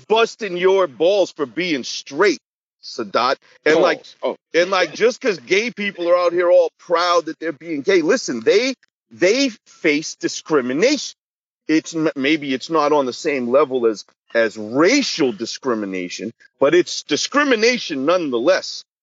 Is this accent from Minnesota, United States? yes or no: no; Boston, Massachusetts, United States; I'm from Boston.